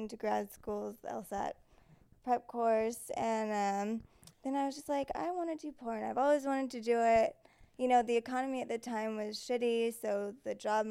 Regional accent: California, United States; I'm from California, so it's like a natural move back.

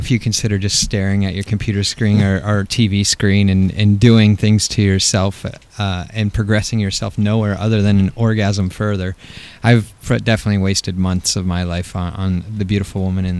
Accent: East Coast, United States; For me, I grew up on the East Coast, and then got stuck.

